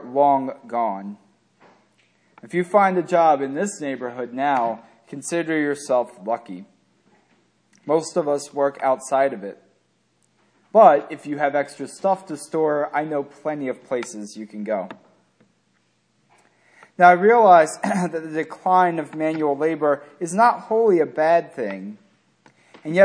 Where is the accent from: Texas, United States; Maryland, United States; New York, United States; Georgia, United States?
Maryland, United States; Ferndale; I grew up in Ferndale, a small town south of here that's part of Glen Burnie.